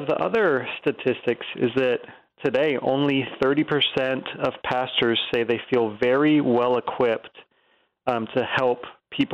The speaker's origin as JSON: {"language": "English", "region": "Virginia", "country": "United States", "tie": "born or raised there", "said": "I grew up in Virginia and grew up going to church"}